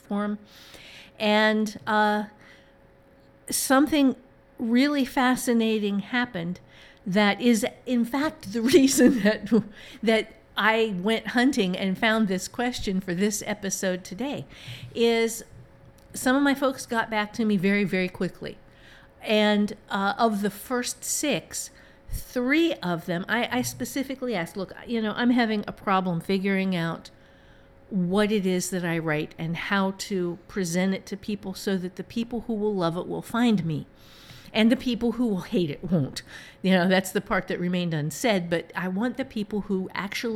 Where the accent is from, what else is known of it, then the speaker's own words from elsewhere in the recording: Ohio, United States; moved away; the part of Ohio that I am from